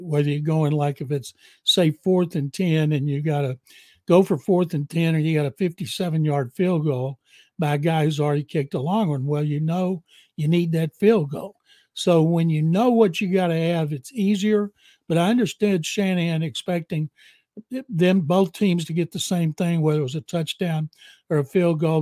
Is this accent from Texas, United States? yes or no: yes; Waco, Texas, United States; now in Houston, United States; I grew up in Waco